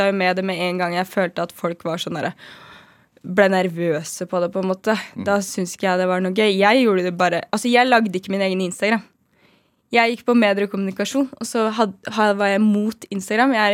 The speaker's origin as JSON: {"language": "Norwegian", "town": "Trondheim", "region": "Trøndelag", "country": "Norway", "lives_now": "Oslo, Norway", "said": "Og så i tillegg til at når jeg kom til Oslo fra Trondheim, så hadde vi jo ikke noe nettverk."}